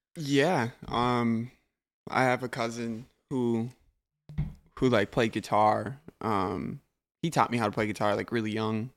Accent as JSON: {"language": "English", "town": "Blaine", "region": "Minnesota", "country": "United States", "tie": "born or raised there", "said": "I grew up with my mom in Blaine"}